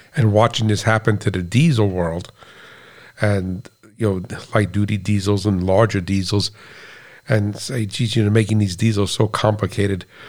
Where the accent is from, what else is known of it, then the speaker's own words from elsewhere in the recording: United States; being an American